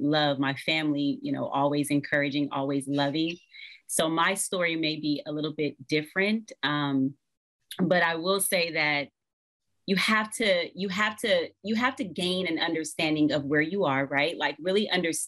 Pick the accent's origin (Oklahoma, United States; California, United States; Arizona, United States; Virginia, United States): California, United States; Los Angeles; born and raised in South Central Los Angeles